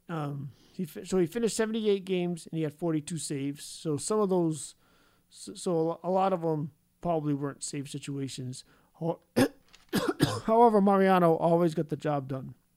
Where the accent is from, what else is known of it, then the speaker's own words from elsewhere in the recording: New England, United States; I am also from the New England area